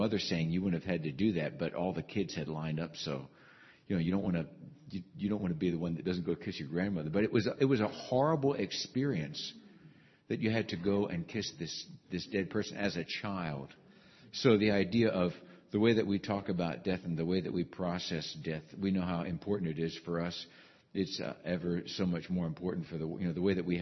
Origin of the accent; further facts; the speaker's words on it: Pennsylvania, United States; the community that I grew up in Pennsylvania, German Lutheran community